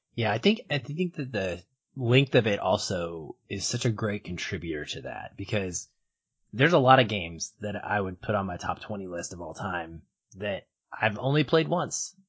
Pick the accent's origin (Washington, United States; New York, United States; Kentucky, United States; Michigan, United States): Washington, United States; Seattle; my hometown of Seattle